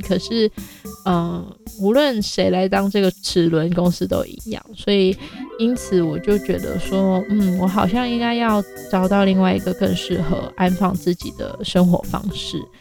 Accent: Hong Kong; also born or lived in Shenzhen, China / Hunan, China; now in Hualien, Taiwan; 我是一个国语讲得很好的香港人。然后，呃，我在中国出生，嗯，我严格来说，其实我是在深圳出生，可是我是七岁之前在湖南长大

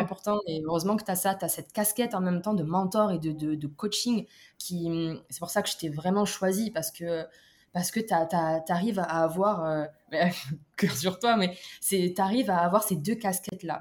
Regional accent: Toulouse, Occitania, France; moved away; moi, maintenant, je suis un peu partout dans le monde, mais à la base, je viens de Toulouse

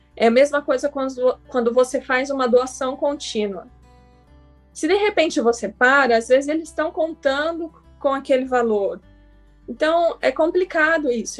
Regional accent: São José dos Campos, São Paulo, Brazil; que eu sou de São José dos Campos

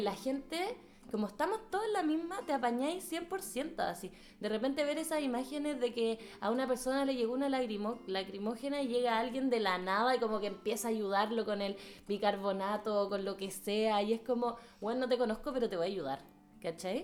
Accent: Santiago, Santiago Metropolitan Region, Chile; now in Berlin, Germany; nosotras somos todas de Santiago

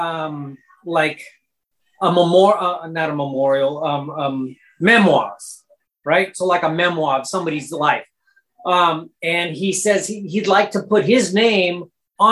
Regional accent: Long Beach, California, United States; also born or lived in Bellflower, California; Long Beach was where I grew up. Bellflower is my hometown.

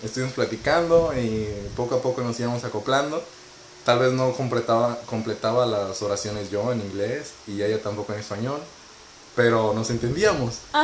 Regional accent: Monterrey, Nuevo León, Mexico; moved away as an adult; now in Toronto, Canada; Vengo de Monterrey, Nuevo León, México

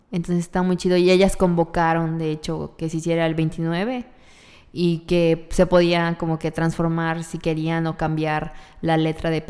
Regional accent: Yucatán, Mexico; las yucatecas no hacemos eso

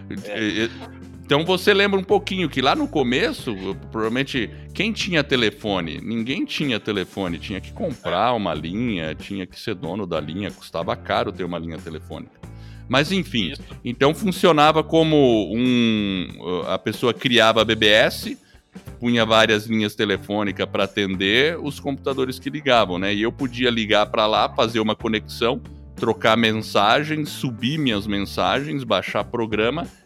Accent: New Haven, Connecticut, United States; born there; Sim, eu nasci nos Estados Unidos. Eu nasci em New Haven, Connecticut é, três horas de Nova York. Eu sou gringo mesmo.

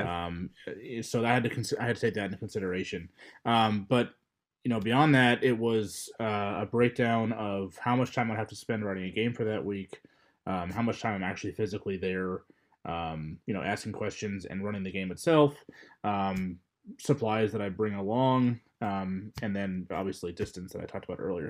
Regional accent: Louisville, Kentucky, United States; I am from Louisville, Kentucky

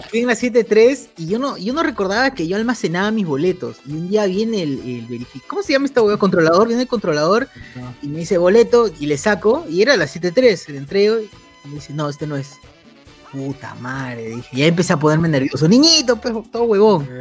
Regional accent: Peru; somos de Perú, Allen. Somos de Perú

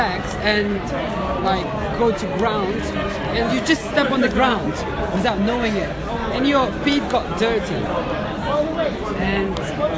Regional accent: Kyrgyzstan; now in London, United Kingdom; from Kyrgyzstan in London

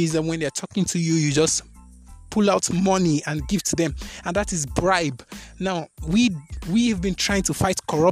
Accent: Nigeria; I'm a Nigerian. Yeah, I'm a Nigerian from West Africa

